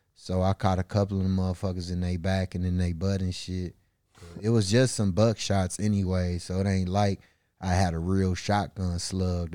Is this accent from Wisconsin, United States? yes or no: yes; Milwaukee, Wisconsin, United States; I was raised in a all black community on the north side of Milwaukee, Wisconsin.